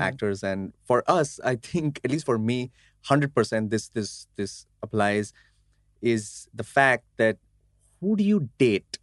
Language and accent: English; Mumbai, Maharashtra, India; I'm a Gujarati from Mumbai, India